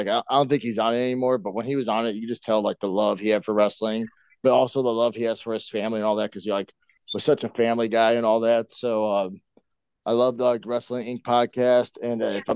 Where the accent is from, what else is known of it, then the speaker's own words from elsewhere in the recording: Indiana, United States; moved away as an adult; now in Wisconsin, United States; when I moved out to Wisconsin, I'm from Indiana